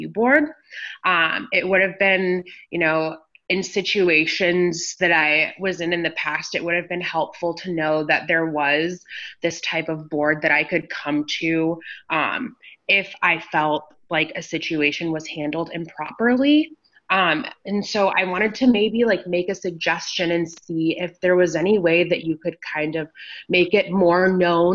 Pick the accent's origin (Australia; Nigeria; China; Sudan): Sudan; now in Iowa City, United States; I have lived in Iowa City for probably almost 21 years now. I'm an immigrant from Sudan